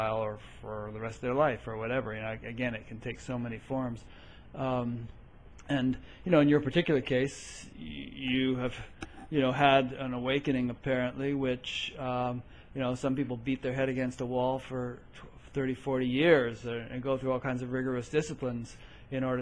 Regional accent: Connecticut, United States; I grew up in Connecticut, you know, not too far from New York City.

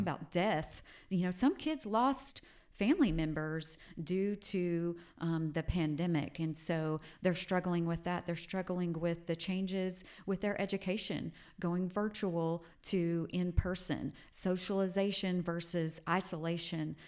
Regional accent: Hobart, Oklahoma, United States; Growing up in Southwest Oklahoma was just a, a super humble place to grow up in Hobart, Oklahoma

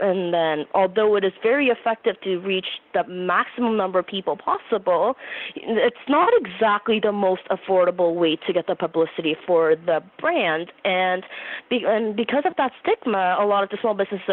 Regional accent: Canada; I'm from Canada

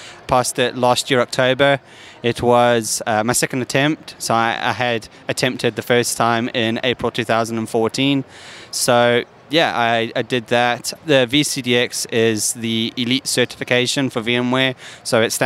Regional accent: South Africa; now in England, United Kingdom; I do live in England, but I'm originally from South Africa

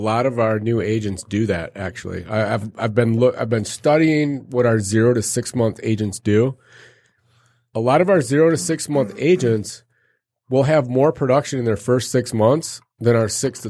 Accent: Arizona, United States; I grew up in Arizona.

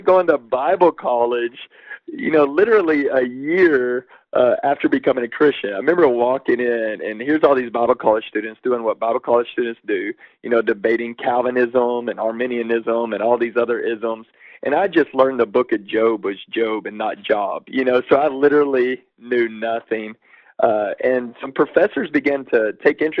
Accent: Waco, Texas, United States; I grew up in Waco, Texas

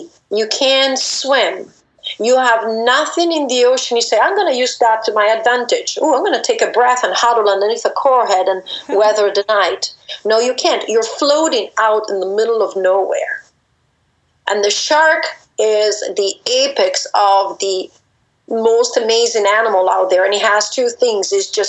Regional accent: DR Congo; So I grew up in the Congo, and we kept spiders around.

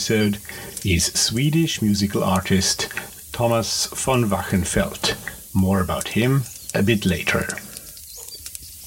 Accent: Austria; English is a second language; I am talking to you, as you might guess from my nice little accent, from Europe. More precisely from Austria, from a smallish town just a little outside of our capital, Vienna

